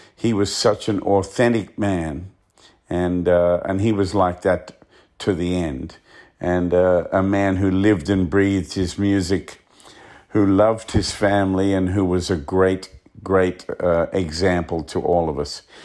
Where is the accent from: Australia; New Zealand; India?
Australia; Growing up in Australia, especially being out in the bush like where I came from